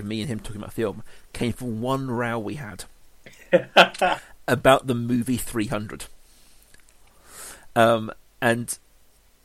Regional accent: England, United Kingdom; being an Englishman

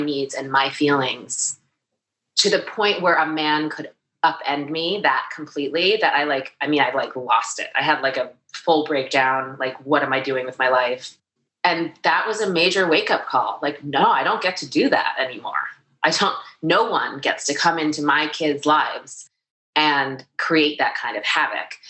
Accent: New York City, New York, United States; I grew up in New York City

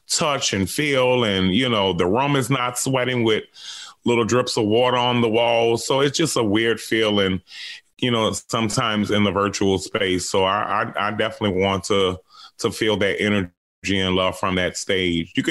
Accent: New Orleans, Louisiana, United States; That's right. My whole life. So that's why I'm ready to get the hell away from New Orleans right now.

